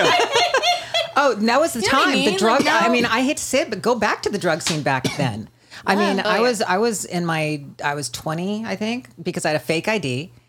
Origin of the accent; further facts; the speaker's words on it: San Bernardino, California, United States; San Bernardino.